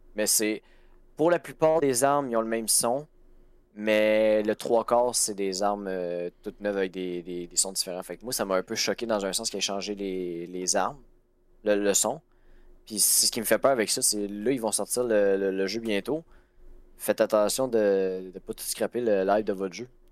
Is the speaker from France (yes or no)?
no; Chibougamau or Montmagny, Quebec, Canada; ma ville natale